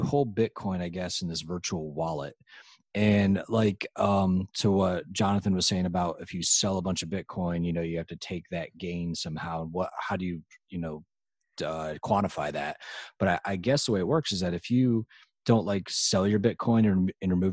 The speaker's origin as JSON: {"language": "English", "region": "Western New York", "country": "United States", "also_born_or_lived": "West Virginia", "moved": "yes", "said": "I'm from Western New York"}